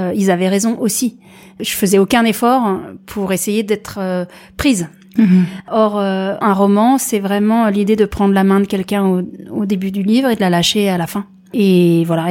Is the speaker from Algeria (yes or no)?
no; France; je viens de France, je suis diplômée